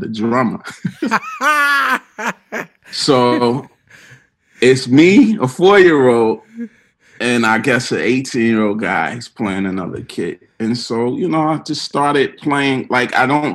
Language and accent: English; Plainfield, New Jersey, United States; moved away as an adult; also born or lived in Newark, New Jersey; now in New York, United States; I was born in Newark, raised in Plainfield, New Jersey.